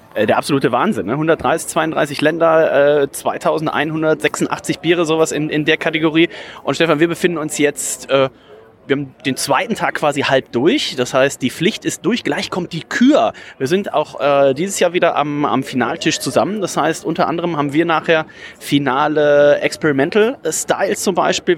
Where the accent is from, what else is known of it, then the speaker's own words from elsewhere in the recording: near Leverkusen, North Rhine-Westphalia, Germany; now in Bremen, Germany; ich komme ja gebürtig aus der Nähe von Leverkusen